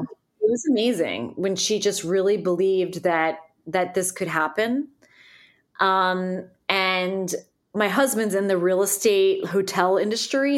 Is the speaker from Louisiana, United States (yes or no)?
no; Northern New Jersey, United States; moved away as an adult; also born or lived in New York City; now in Nashville, United States; I'm from Northern New Jersey